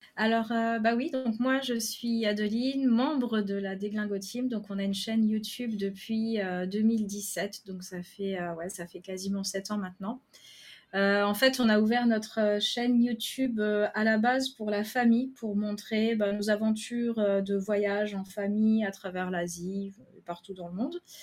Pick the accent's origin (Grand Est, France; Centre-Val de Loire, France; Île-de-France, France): Grand Est, France; Lorraine; moved away as an adult; also born or lived in Paris; now in Kuala Lumpur, Malaysia; on est originaire de Lorraine, mais on était pour le travail à Paris